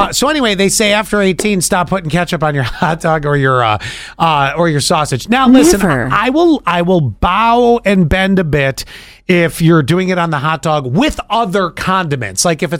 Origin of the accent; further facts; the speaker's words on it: Buffalo, New York, United States; See, growing up in Buffalo